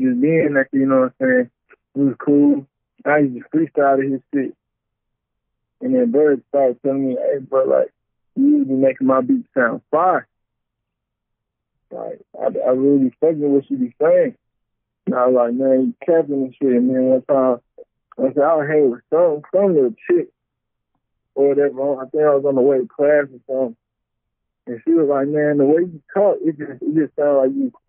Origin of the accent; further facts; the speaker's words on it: Stone Mountain, Georgia, United States; I'm from Stone Mountain, Georgia, for real.